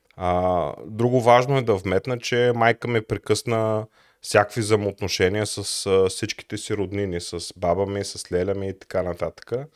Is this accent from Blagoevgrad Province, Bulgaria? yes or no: no; Plovdiv, Plovdiv Province, Bulgaria; Роден съм в Пловдив през 1983 година